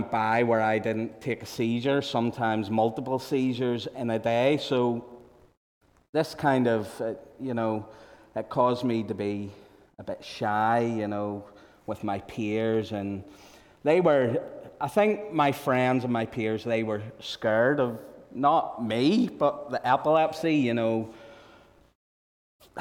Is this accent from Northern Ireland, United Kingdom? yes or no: yes; Mullyle, Northern Ireland, United Kingdom; also born or lived in England; So I grew up in Mullyle.